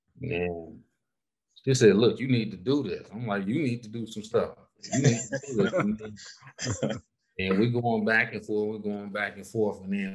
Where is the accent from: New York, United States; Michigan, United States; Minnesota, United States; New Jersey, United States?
Michigan, United States; Southfield; moved away; also born or lived in Detroit, Michigan; I'm from Southfield though. I'm outside the city.